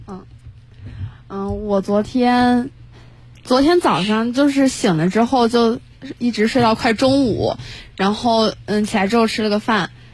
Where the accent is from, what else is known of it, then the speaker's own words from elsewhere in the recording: Langfang, Hebei, China; moved away as an adult; now in Nanjing, China; 河北廊坊的